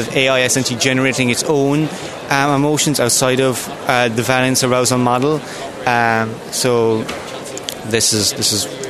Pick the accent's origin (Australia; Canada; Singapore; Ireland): Ireland; County Kerry; I'm from Scafoblesive Lucra in County Kerry.